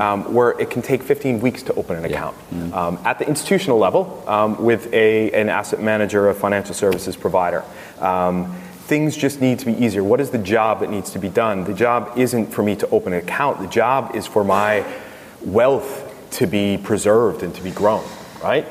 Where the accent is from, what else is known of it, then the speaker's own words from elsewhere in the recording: United States; accent: American; moved away; I have a U.S. citizenship still. As you can tell by my accent